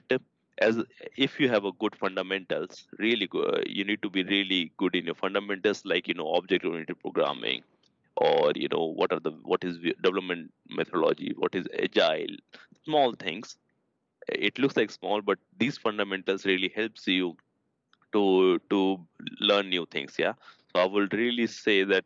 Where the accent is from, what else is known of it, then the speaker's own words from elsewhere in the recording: India; moved away as an adult; now in Sweden; I come from India, my background, my education, because there the education system is a bit different